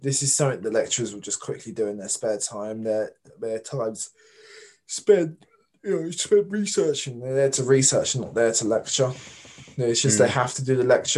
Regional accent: Bromley, London, United Kingdom; I come from Bromley

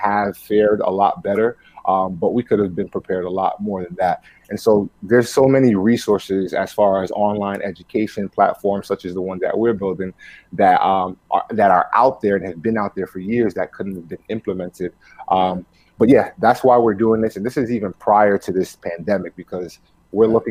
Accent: New York City, New York, United States; first language Spanish; English is a second language; growing up in New York City, as the son of two immigrants, right? Spanish was like my primary language spoken at home.

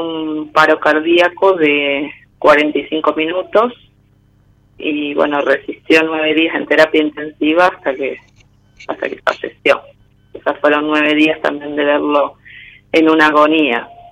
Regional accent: San Pedro, Buenos Aires Province, Argentina; de San Pedro, provincia de Buenos Aires

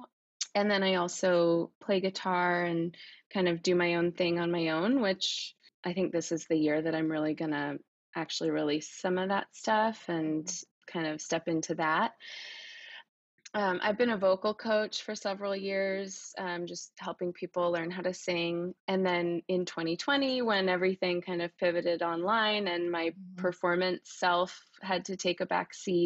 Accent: Oakland, California, United States; I'm from Oakland, California

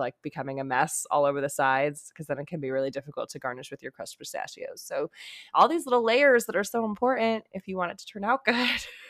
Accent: United States; I'm American as hell right now.

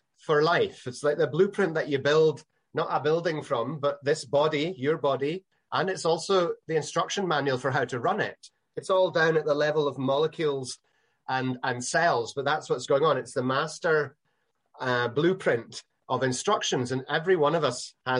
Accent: Northern Islands of Scotland, United Kingdom; I'm Scottish

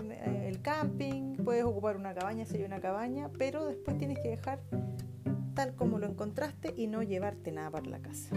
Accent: Chile; Nosotros que somos chilenos

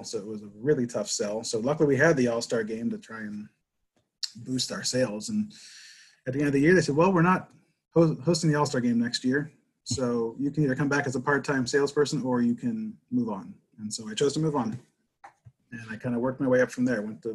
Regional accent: Pittsburgh, Pennsylvania, United States; I grew up in Pittsburgh.

